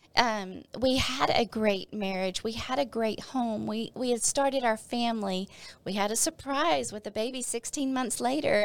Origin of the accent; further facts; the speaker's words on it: Northeast Texas, United States; moved away as an adult; also born or lived in Arkansas; Northeast Texas again. This church was actually in my hometown.